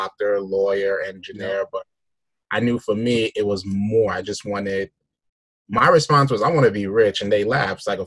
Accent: New York City, New York, United States; moved away as an adult; also born or lived in Brooklyn, New York; now in Pennsylvania, United States; I'm born and raised in Brooklyn, raised in the Bronx in New York

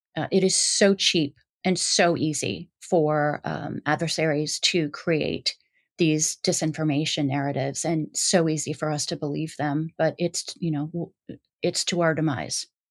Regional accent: Midwest, United States; I was raised in the Midwest

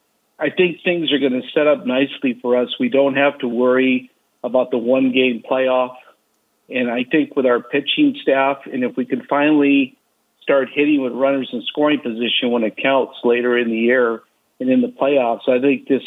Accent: Bay Area, California, United States; now in San Diego, United States; lived in San Diego for over 13 years. I'm actually from the Bay Area

